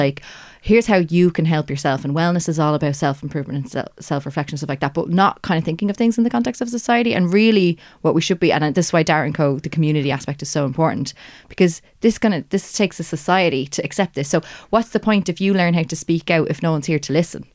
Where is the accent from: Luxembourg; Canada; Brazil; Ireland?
Ireland; that Irish perspective